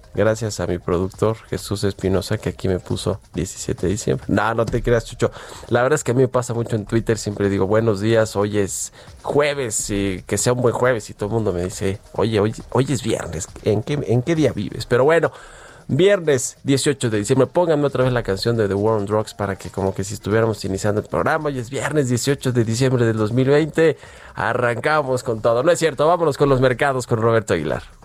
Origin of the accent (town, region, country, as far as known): Mexico